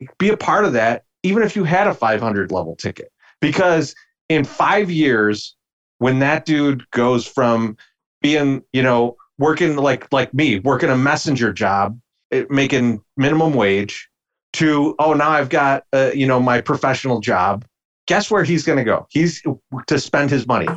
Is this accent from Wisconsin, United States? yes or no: no; Chicago, Illinois, United States; Me and Beefloaf, for our entire life, we grew up in Bridgeport